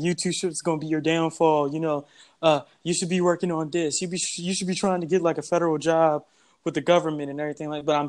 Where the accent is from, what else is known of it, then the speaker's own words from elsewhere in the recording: San Antonio, Texas, United States; Me, I'm actually from San Antonio, Texas, and I grew up in that place. And then also my family's from Louisiana.